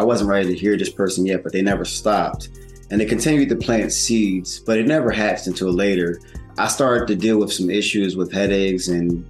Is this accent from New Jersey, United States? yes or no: yes; Willingboro, New Jersey, United States; I grew up in Woolenboro, New Jersey. That's where I grew up